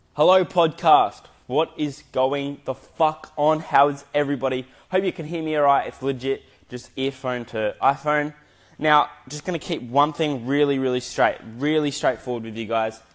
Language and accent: English; Adelaide, South Australia, Australia; now in Gold Coast, Australia; I am currently living on the Gold Coast in Queensland. I'm from Adelaide, but I've been here for 12 years, 11 to 12 years